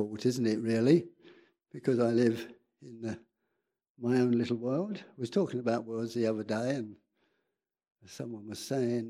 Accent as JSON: {"language": "English", "town": "Edmonton", "region": "London", "country": "United Kingdom", "tie": "born or raised there", "said": "Because I was born in England, North London, highly salubrious North London. Edmonton."}